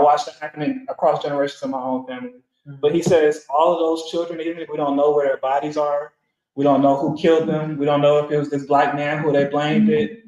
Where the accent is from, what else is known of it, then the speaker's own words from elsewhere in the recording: Atlanta, Georgia, United States; I'm from Atlanta